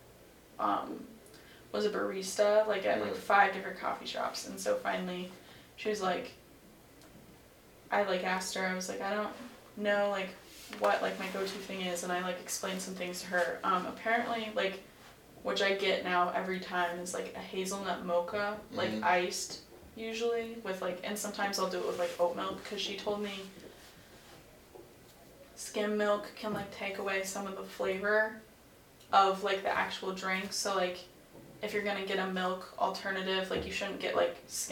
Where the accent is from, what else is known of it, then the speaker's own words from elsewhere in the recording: Cedar Rapids, Iowa, United States; moved away as an adult; my hometown is Cedar Rapids